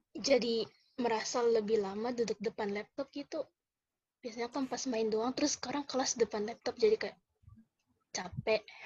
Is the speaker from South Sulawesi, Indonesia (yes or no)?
no; Manado, North Sulawesi, Indonesia; moved away as an adult; now in Jakarta, Indonesia; dari Manado, Sulawesi Utara.